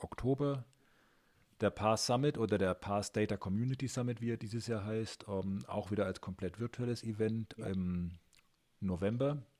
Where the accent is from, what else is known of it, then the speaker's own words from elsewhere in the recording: Nuremberg, Bavaria, Germany; bei uns in Nürnberg